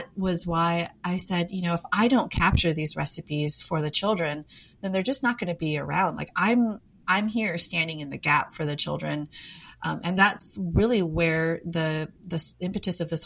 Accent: United States; I was born and raised in America, but because of my background, my parents were immigrants

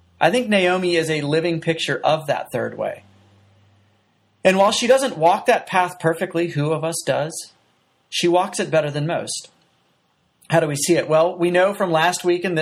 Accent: United States; as an American

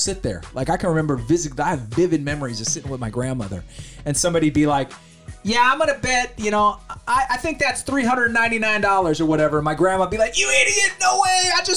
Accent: Sacramento, California, United States; also born or lived in San Jose, California / Amador County, California; now in Ione, United States; being born in San Jose and then growing up in South Sacramento

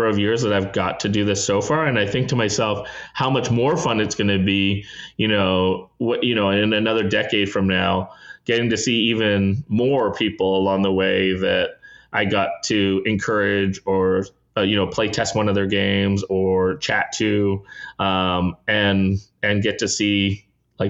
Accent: Canada; as a Canadian

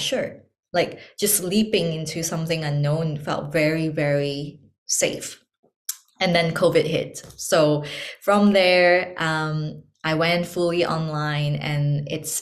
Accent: Malaysia; moved away as an adult; also born or lived in Hong Kong; I'm born and raised in Malaysia

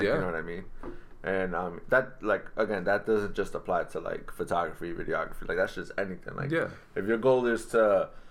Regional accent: Lowell, Massachusetts, United States; I'm from Lowell.

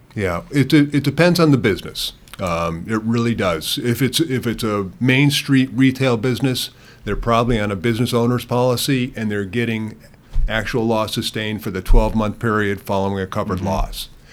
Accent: Connecticut, United States; I grew up in Connecticut

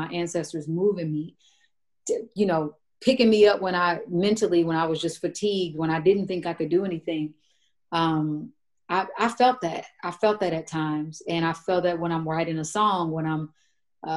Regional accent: Kansas, United States; I'm from Kansas.

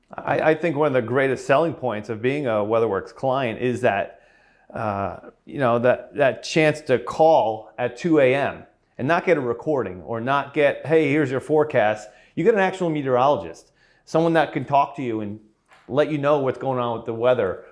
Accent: Edison, New Jersey, United States; moved away as an adult; I grew up in Edison

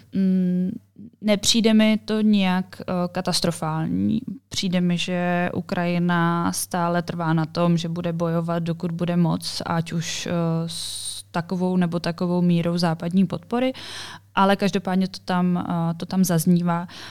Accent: Czechia; jsem z Česka

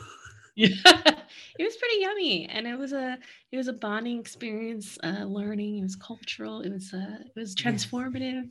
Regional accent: Philippines; my life as a Filipino

